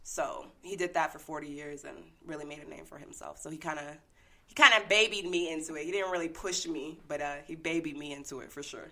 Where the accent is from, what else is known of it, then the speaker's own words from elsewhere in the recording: San Diego, California, United States; moved away as an adult; also born or lived in Denver, Colorado; I'm in San Diego, my hometown now